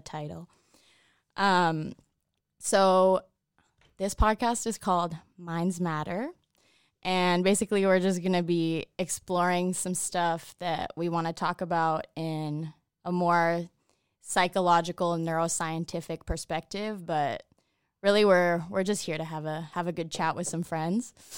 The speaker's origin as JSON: {"language": "English", "town": "Toronto", "region": "Ontario", "country": "Canada", "said": "I'm from Toronto"}